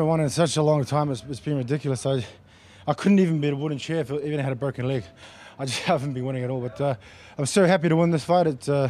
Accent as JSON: {"language": "English", "country": "New Zealand", "moved": "yes", "lives_now": "Sydney, Australia", "said": "I've been here for like 14 years. I started here as a kickboxing fighter. I'm originally from New Zealand, but my family's here. This is my home"}